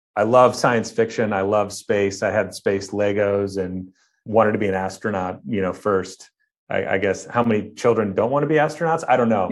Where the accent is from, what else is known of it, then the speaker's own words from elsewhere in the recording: Cleveland, Ohio, United States; now in Irvine, United States; I grew up in Ohio, uh, on the outskirts of Cleveland, Ohio